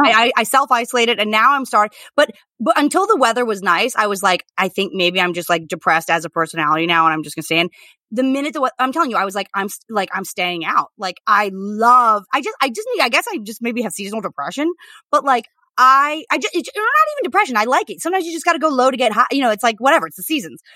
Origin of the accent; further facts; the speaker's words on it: United States; as an American